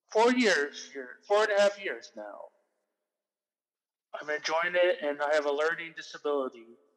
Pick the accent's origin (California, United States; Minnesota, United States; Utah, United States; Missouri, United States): California, United States; Long Beach; I'm 34 years old. I live in Long Beach, California, all my life.